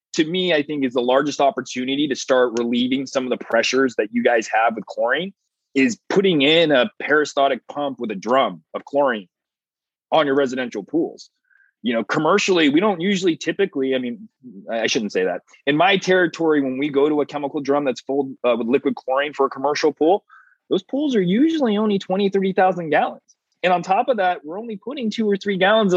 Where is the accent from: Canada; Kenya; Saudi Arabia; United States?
United States; California; I'm from California